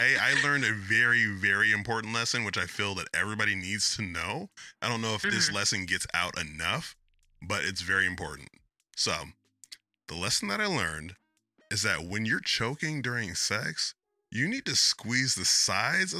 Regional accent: Oakland, California, United States; I'm really from Oakland

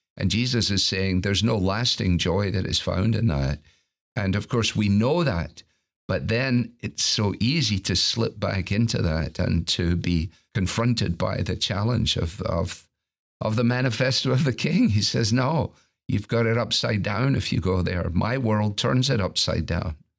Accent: Scotland, United Kingdom; as a Scot

